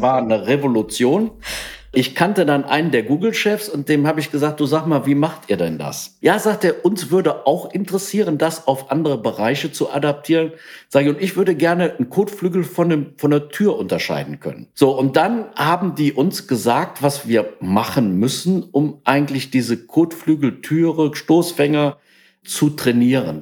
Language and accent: German; Langenfeld, North Rhine-Westphalia, Germany; ich bin in Langenfeld geboren